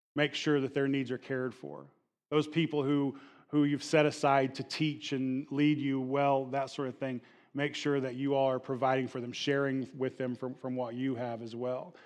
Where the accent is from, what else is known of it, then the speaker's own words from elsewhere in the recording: the Bible Belt, United States; I'm a Bible Belt, uh, kid, and, and, and growing up in the Bible Belt